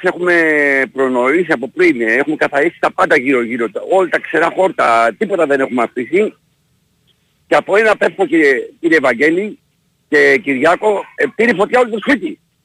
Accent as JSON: {"language": "Greek", "town": "Sparta", "region": "Peloponnese", "country": "Greece", "moved": "yes", "lives_now": "Lagonisi, Greece", "said": "από Σπάρτη"}